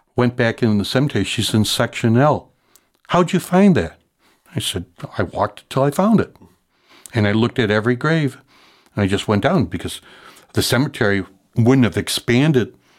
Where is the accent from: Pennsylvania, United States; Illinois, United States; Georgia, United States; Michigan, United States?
Illinois, United States; Chicago; I grew up in Logan Square at, uh, Parish Saint Sylvester's